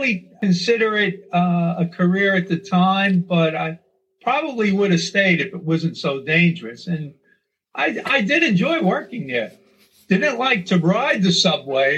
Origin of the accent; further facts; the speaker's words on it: New York City, New York, United States; moved away as an adult; also born or lived in Staten Island; now in Glen Allen, United States; I grew up in Brooklyn, as you said, lived in Flatbush and Bay Ridge, and later moved to Staten Island.